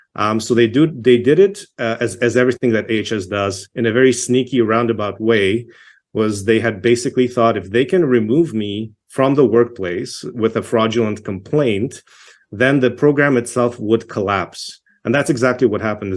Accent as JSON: {"language": "English", "town": "Toronto", "region": "Ontario", "country": "Canada", "tie": "born or raised there", "also_born_or_lived": "Czechoslovakia / Yugoslavia / Montreal / Quebec", "moved": "as an adult", "lives_now": "Alberta, Canada", "said": "I grew up in Toronto. I was born in Czechoslovakia, um, immigrated to Canada when I was eight years old."}